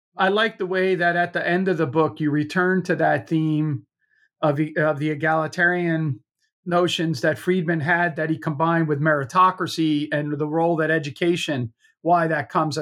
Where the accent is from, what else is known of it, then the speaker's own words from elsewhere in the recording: Clark, New Jersey, United States; also born or lived in Rahway, New Jersey; I grew up in the town right adjacent to Rahway, uh, Clark, New Jersey